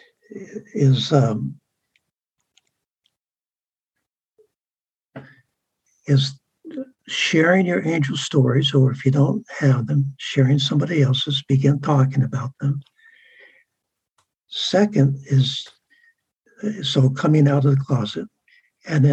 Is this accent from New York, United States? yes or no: no; San Diego, California, United States; I grew up in San Diego